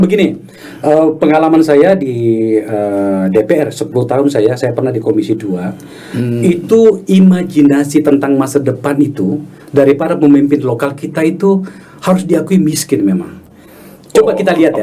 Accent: Makassar, South Sulawesi, Indonesia; kota saya saya di Makassar

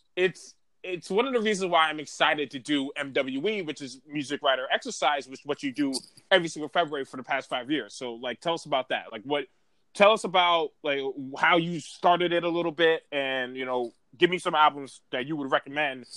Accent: New York City, New York, United States; I'm from Harlem

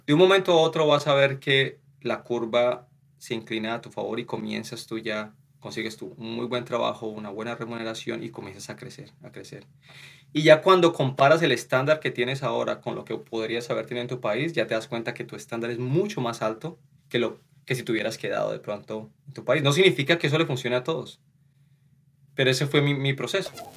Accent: Colombia; moved away as an adult; now in Canada; nosotros los, los colombianos

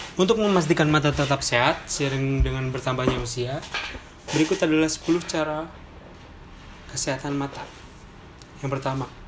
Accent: Sunda, Indonesia; kita orang Sunda

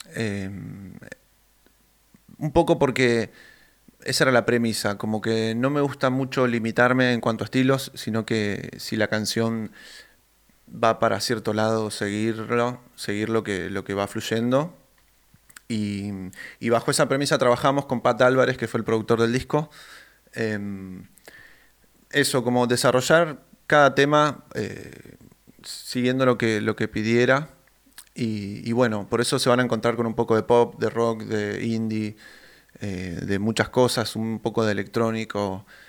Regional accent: Neuquén, Argentina; moved away as an adult; now in Buenos Aires, Argentina; Yo soy de Neuquén Capital pero desde el 2017, que ya estoy eh, radicado en Capital Federal

